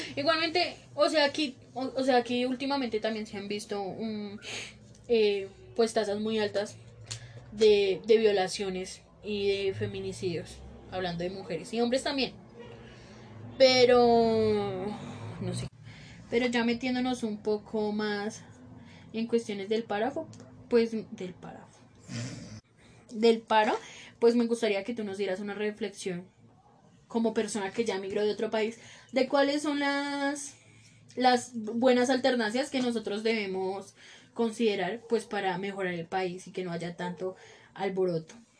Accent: Colombia; nosotros los colombianos

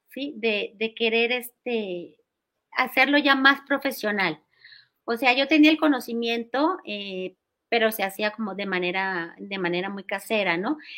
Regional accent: Cali, Valle del Cauca, Colombia; now in Mexico City, Mexico; Yo nací en Cali, Colombia, y ahí me crié. Y bueno, hace 40 años llegué aquí a Ciudad de México

